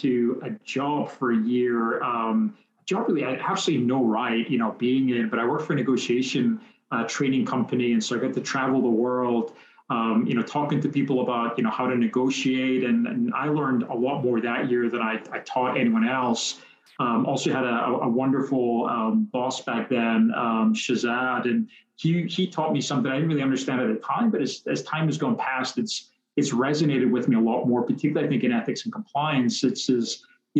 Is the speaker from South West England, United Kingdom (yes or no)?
no; Scotland, United Kingdom; moved away as an adult; also born or lived in Netherlands; now in United States; born and raised in Scotland